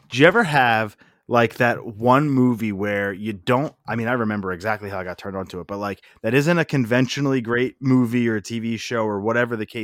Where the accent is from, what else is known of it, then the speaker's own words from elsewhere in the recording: Parkwood, United States; I lived in Parkwood. I grew up in Parkwood, just like you. My grandpop also lived in Parkwood, a couple streets over